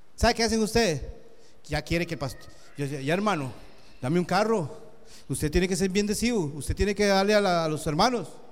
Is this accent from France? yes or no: no; Costa Rica; Yo vine de Costa Rica